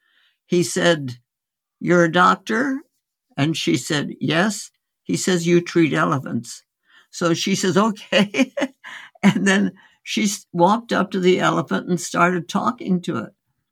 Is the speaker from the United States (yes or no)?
no; India; born there; And I was born in India. My parents were osteopathic medical physicians who went out as missionaries, medical missionaries, in 1914.